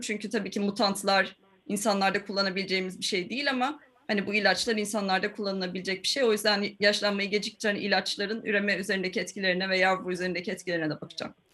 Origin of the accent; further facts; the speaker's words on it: Ankara, Turkey; moved away as an adult; also born or lived in Florida, United States / Istanbul; now in Oxford, United Kingdom; Beş yaşıma kadar oradaydım yani. Ondan sonra işte Ankara'ya geliyoruz. Annem babam ben. Ondan sonra Ankara'da ODTÜ, ilkokul, ortaokul, lise